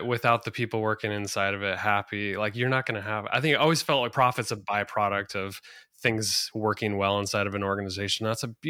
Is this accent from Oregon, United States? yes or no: yes; Oregon, United States; I'm from Oregon